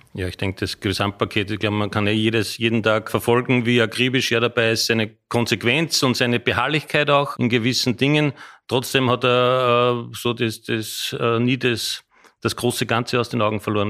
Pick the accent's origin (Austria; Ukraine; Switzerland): Austria; moved away as an adult; now in Frankfurt, Germany; als Österreicher